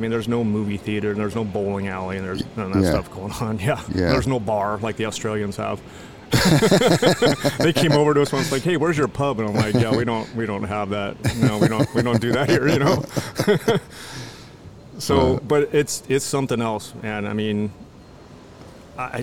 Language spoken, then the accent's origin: English; Los Angeles, California, United States; also born or lived in Maui, Hawaii; I grew up in LA for the most part